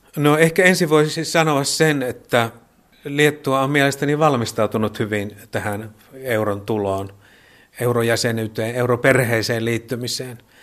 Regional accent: Joensuu, North Karelia, Finland; moved away as an adult; now in Vilnius, Lithuania; Itse olen Joensuusta kotoisin

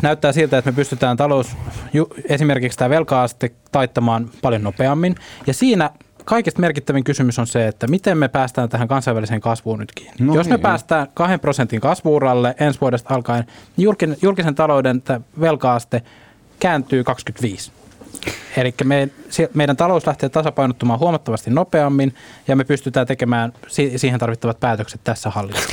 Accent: Ostrobothnia, Finland; Mä tuun Pohjanmaalta

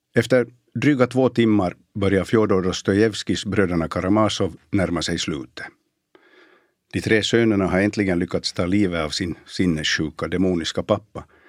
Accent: Bromarv, Uusimaa, Finland; moved away; Jag växte upp på landet i Bromarv, i slutet av 60 och början av 70-talet.

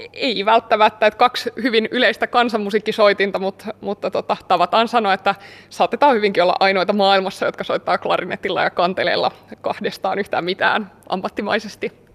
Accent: Kymenlaakso, Finland; mä oon kotoisin täältä

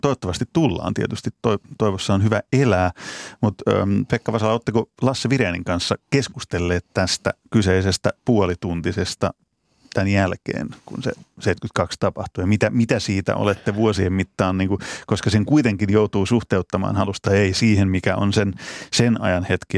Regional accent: Pori, Satakunta, Finland; mä oon Porista kotoisin

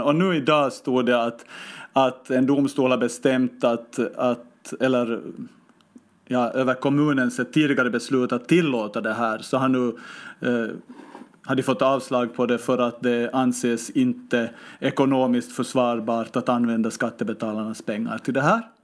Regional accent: Finland; now in Stockholm, Sweden; jag hoppade ju till som finlandssvensk

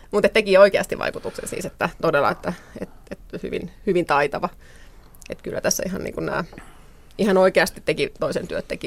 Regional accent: Rauma, Satakunta, Finland; born there; Synnyin Raumalla

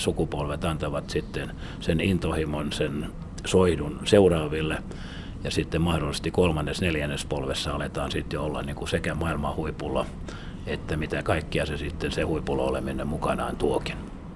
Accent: Turku, Southwest Finland, Finland; moved away as an adult; also born or lived in North America

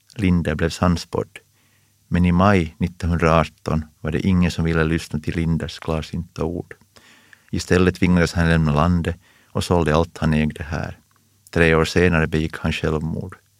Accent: Pojo, Uusimaa, Finland; Jag kommer från Pujo, en industrikommun och den enda röda kommunen i hela västra Nyland. Men jag växte upp på landsbygden väster om Pujoviken

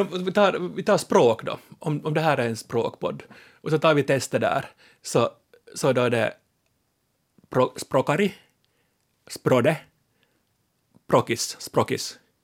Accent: Ostrobothnia, Finland; moved away; jag är ju då som alla vet österbottning i exil, jag är från Bönde, eller Lande

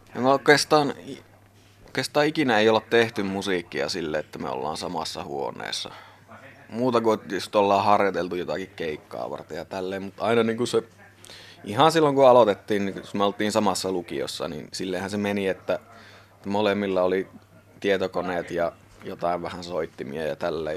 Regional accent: Sotkamo, Kainuu, Finland; also born or lived in Muhos; now in Suomussalmi, Finland; Sotkamostahan mä oon tosiaan lähtöisin

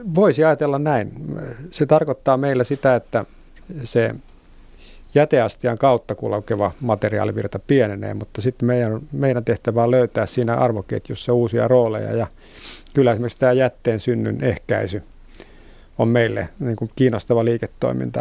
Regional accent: Vantaa, Uusimaa, Finland; Vantaan kotiseutuni

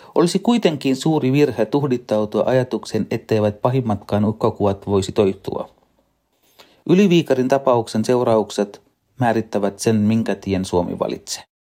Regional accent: Sri Lanka; now in Finland; Lapsuudessani Sri Lankassa

